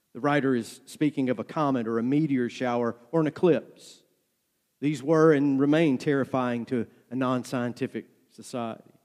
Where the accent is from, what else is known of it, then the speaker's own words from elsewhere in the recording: North Georgia, United States; Growing up in North Georgia, my grandmother laid out a garden every year